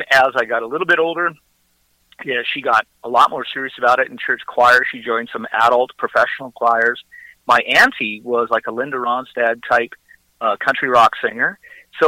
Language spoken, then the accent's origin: English; northern Manitoba, Canada; born or raised there; moved away; also born or lived in Vancouver, British Columbia / Calgary, Alberta / Arizona